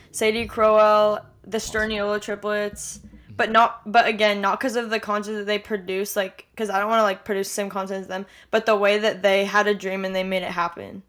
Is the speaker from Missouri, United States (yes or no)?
no; Orange County, California, United States; I'm from Orange County, California, born and raised here